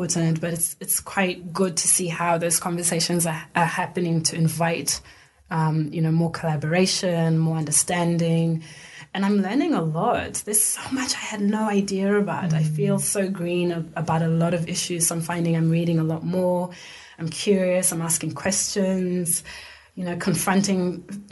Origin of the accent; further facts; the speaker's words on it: Zimbabwe; moved away as an adult; now in Australia; So I grew up in Zimbabwe. I grew up in a middle-class suburb